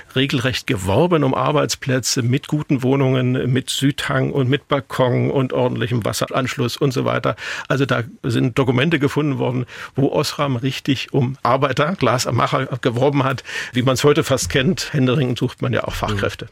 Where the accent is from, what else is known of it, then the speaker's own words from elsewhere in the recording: Weißwasser, Saxony, Germany; ich bin in der Glasstadt Weißwasser aufgewachsen